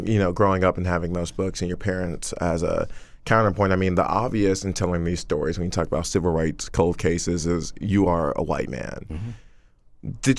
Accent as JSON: {"language": "English", "region": "Georgia", "country": "United States", "tie": "born or raised there", "said": "I grew up here in Georgia."}